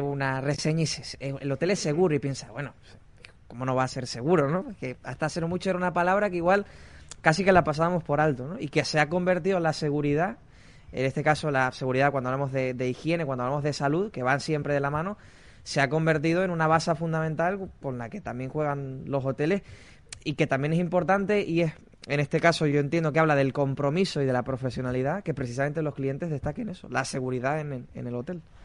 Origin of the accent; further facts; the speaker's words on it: Garachico, Canary Islands, Spain; yo soy de Garachico, soy de, de la zona norte